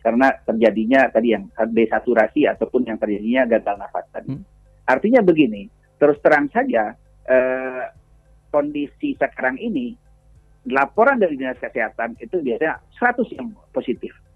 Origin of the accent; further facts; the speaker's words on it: West Sumatra, Indonesia; kita warga Sumatera Barat